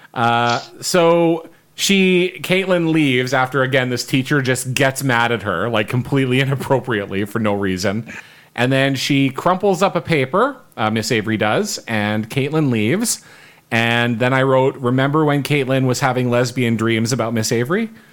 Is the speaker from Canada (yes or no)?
yes; Winnipeg, Manitoba, Canada; we're all Winnipeggers